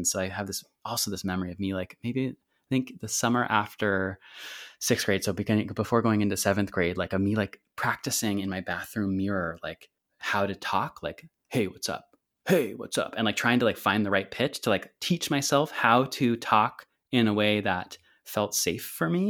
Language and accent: English; Santa Cruz, California, United States; oh, that must have been like a breeze growing up in Santa Cruz.